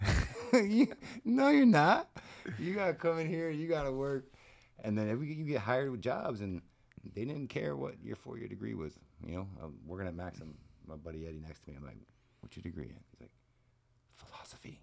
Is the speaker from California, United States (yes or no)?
no; South Florida, United States; also born or lived in Ohio / Michigan / Louisiana / Panama; we got here the summer before the fifth grade. So I've been in South Florida ever since then